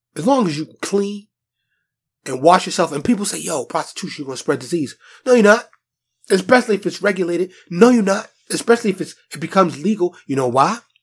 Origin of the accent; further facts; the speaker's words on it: New York, United States; I, I born and raised in New York